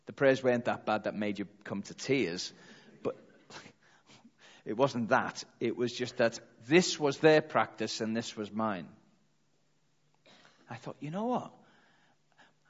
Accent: Liverpool, North West England, United Kingdom; I'm from Liverpool, that's what we say, calm down

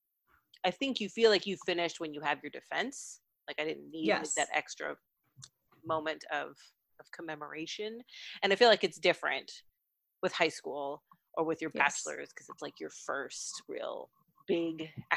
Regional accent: Texas, United States; moved away; I'm from Texas.

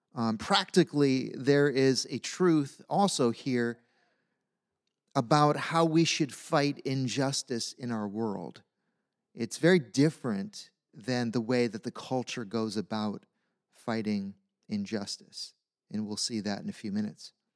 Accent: United States; As American Christians

